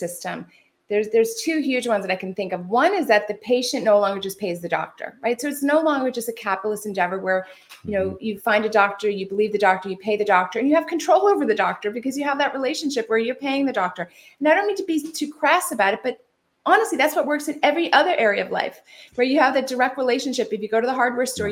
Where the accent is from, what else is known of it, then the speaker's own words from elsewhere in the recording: California, United States; I'm from California